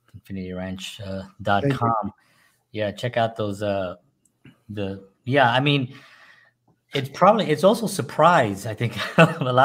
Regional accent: New York, United States; moved away as an adult; now in Nashville, United States; I'm from New York, and again, I love New York, you know, born and raised there.

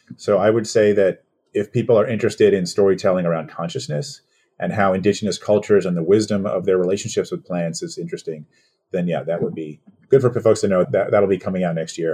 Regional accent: New York City, New York, United States; I was born and raised here in New York

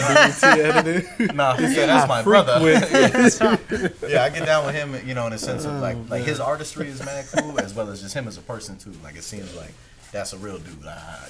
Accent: Maryland, United States; also born or lived in North Carolina; I'm also like from the East Coast, Maryland, DMV, moved here from North Carolina, Fort Bragg back in 07.

